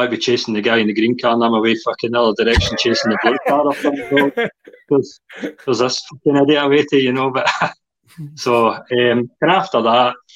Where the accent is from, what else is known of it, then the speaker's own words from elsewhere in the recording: Kilmarnock, Scotland, United Kingdom; now in Crosshouse, United Kingdom; I grew up in Kelly in the area of Bonneton.